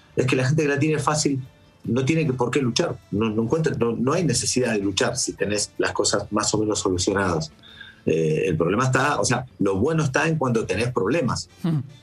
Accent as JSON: {"language": "Spanish", "country": "Argentina", "moved": "yes", "lives_now": "Spain", "said": "soy argentino"}